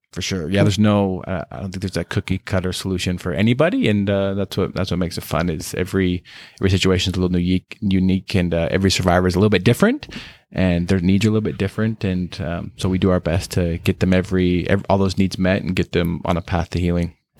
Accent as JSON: {"language": "English", "area": "Star Valley", "region": "Wyoming", "country": "United States", "tie": "born or raised there", "also_born_or_lived": "Dominican Republic", "moved": "as an adult", "lives_now": "Utah, United States", "said": "I grew up in Wyoming, um, very small town person, grew up just very sheltered life, very, uh, good life in just the, in Star Valley, Wyoming, that's where I'm from"}